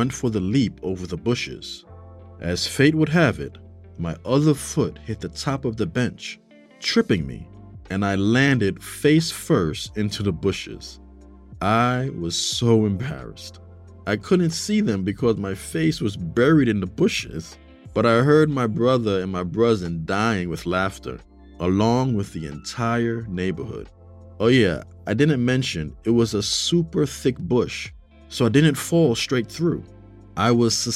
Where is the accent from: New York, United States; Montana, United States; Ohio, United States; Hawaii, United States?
New York, United States; New York City; I grew up in New York City. I lived in a part of the Bronx called Castle Hill.